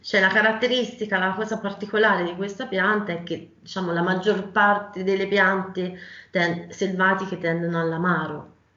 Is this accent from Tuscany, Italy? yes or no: yes; Val d'Orcia, Tuscany, Italy; per motivi personali sono tornata nella mia terra, un Val d'Orcia